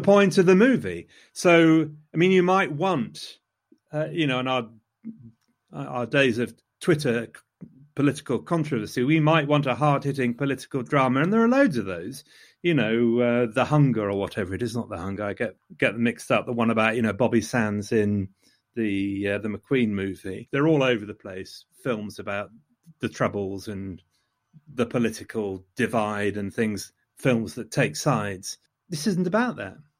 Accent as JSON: {"language": "English", "town": "Loughborough", "region": "East Midlands", "country": "United Kingdom", "said": "I come from Loughborough"}